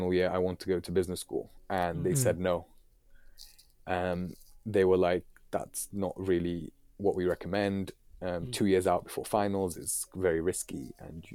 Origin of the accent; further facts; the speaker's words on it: Islamabad, Islamabad Capital Territory, Pakistan; now in United Kingdom; my family originally from Pakistan. I'm from Islamabad